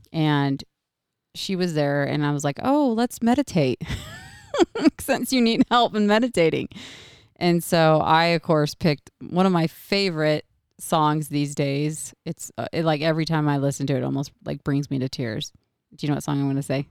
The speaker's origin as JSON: {"language": "English", "region": "Oregon", "country": "United States", "moved": "yes", "said": "I'm originally from Oregon"}